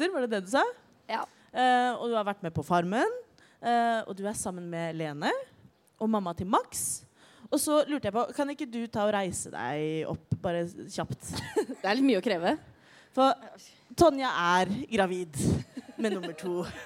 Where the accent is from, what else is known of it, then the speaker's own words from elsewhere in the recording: Oslo, Norway; Jeg er 29 år gammel. Jeg er fra Oslo.